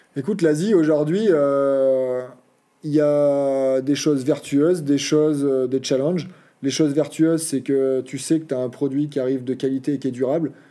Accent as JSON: {"language": "French", "region": "Auvergne-Rhône-Alpes", "country": "France", "tie": "born or raised there", "also_born_or_lived": "French Alps", "moved": "yes", "said": "chez nous, euh, l'activité du samedi-dimanche, euh, c'est le VTT. Donc depuis tout petit, on a toujours été sur nos terrains de jeu."}